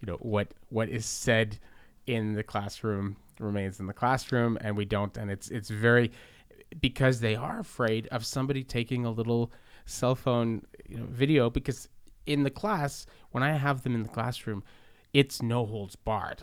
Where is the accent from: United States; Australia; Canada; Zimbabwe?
Canada; Montreal, Quebec; when I was a kid growing up in the Southwest in Verdun